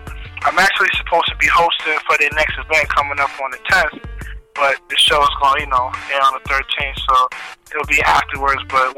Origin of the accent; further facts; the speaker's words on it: New York City, New York, United States; also born or lived in Harlem, New York City; I'm an artist, rap artist that's straight out of New York City. You know, born and raised in Brooklyn. But, you know, I was able to lay my head down in Harlem for a minute.